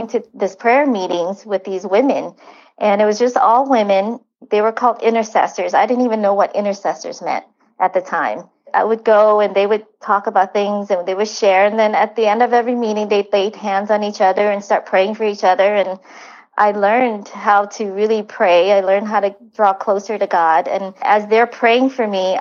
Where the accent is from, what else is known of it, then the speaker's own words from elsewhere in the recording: Vietnam; moved away; I was from Vietnam.